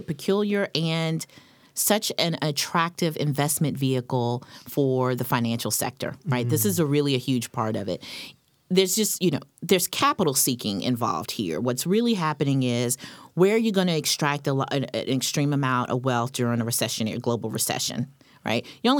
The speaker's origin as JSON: {"language": "English", "region": "North Carolina", "country": "United States", "said": "I'm from North Carolina."}